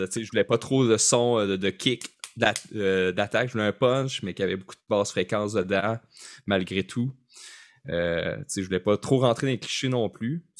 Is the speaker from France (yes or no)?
no; Rimouski, Quebec, Canada; moi, je viens de Rimouski